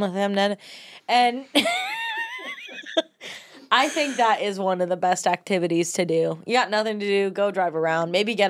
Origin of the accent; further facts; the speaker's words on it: Cleveland, Ohio, United States; I'm from Cleveland.